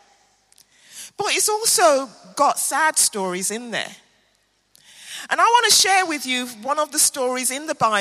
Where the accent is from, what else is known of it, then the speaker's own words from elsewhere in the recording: Nigeria; now in London, United Kingdom; I am a very proud Nigerian